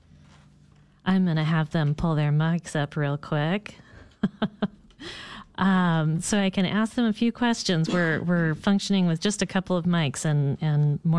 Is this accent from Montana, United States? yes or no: yes; Montana, United States; now in Portland, United States; I'm a migrant, too. I'm originally from Montana.